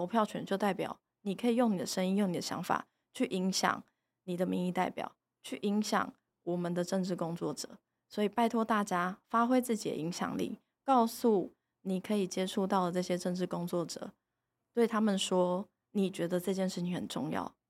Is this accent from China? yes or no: no; Taiwan; 你如果觉得我们台湾人常常在讲自由民主，我们在讲人权，